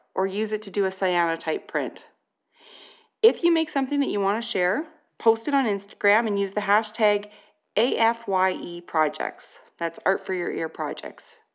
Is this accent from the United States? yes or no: no; Canada; I am Canadian